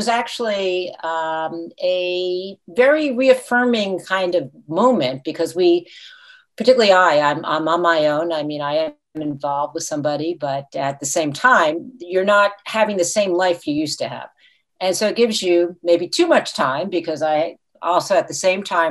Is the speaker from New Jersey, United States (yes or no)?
yes; Fort Lee, New Jersey, United States; moved away as an adult; also born or lived in Franklin Lakes, New Jersey; now in St. Petersburg, United States; I grew up in Fort Lee, New Jersey